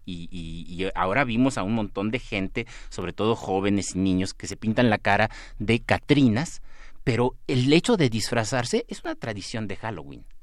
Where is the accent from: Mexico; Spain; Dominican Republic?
Mexico; nos da identidad como mexicanos.